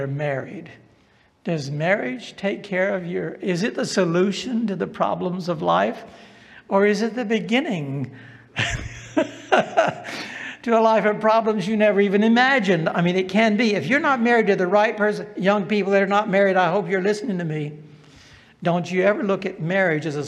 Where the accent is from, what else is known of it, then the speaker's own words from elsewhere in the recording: the South, United States; accent: Southern; I was from the South